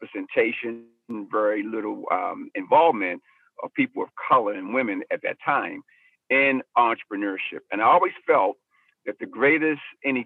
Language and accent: English; Baltimore, Maryland, United States; I was raised in South Baltimore in the projects there